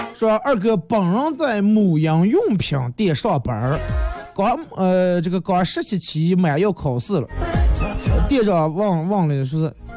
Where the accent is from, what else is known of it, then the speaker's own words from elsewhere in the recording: Northeast China, China; 我是个东北人啊